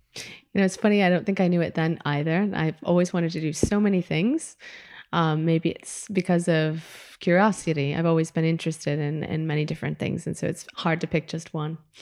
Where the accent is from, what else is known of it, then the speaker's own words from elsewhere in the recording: Midwest, United States; moved away as an adult; now in Spain; growing up in the Midwest, you know, my parents could not be more white, more Midwestern, more, like, Wisconsin